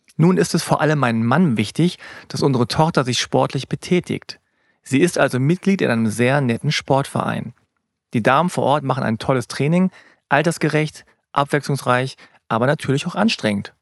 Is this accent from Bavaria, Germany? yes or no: no; Hanover, Lower Saxony, Germany; ich habe koreanische Wurzeln, meine Eltern kommen aus Korea, ich bin aber in Hannover geboren.